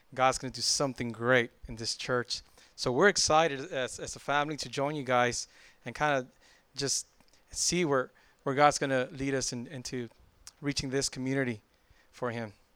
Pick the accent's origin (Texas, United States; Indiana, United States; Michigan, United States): Texas, United States; Laredo; moved away as an adult; now in San Antonio, United States; I come from Laredo.